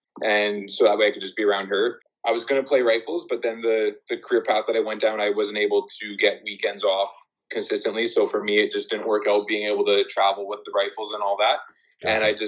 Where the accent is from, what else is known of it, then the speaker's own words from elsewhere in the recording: Winnipeg, Manitoba, Canada; I grew up in Winnipeg, born and raised.